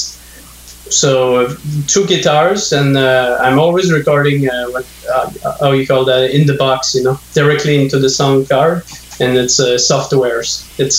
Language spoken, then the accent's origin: English; north of Montreal, Quebec, Canada; English is a second language; now in Montreal, Canada; I'm in Montreal right now, but I grew up north of Montreal, and in the 80s when there was like no English speaking where I grew up